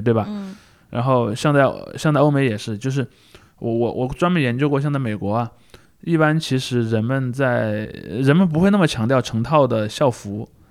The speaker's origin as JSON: {"language": "Chinese", "country": "China", "said": "有我们中国人眼光啊。"}